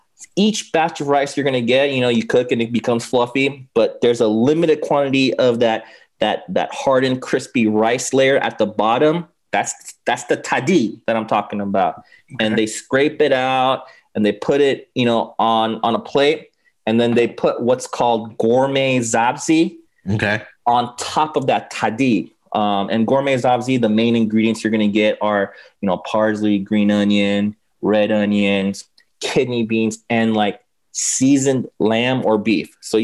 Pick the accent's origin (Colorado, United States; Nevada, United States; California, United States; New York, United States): California, United States; Los Angeles; I mean, yeah, like I said, I mean, I grew up in LA. I grew up actually in West LA near, mm-hmm. near Westwood, near UCLA.